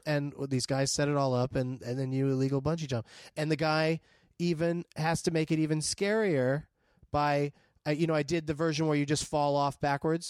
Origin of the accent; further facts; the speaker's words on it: San Diego, California, United States; I grew up in San Diego